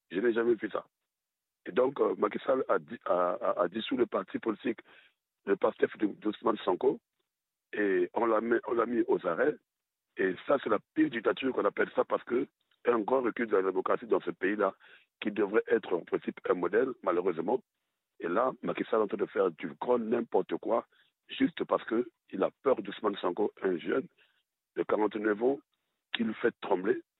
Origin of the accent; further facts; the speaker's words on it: Republic of the Congo; chez moi au Congo-Brazzaville, depuis que mon pays existe